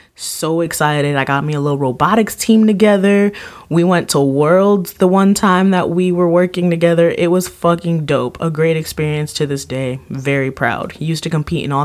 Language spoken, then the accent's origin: English; Miami, Florida, United States; Born and raised in Miami, that's where my school was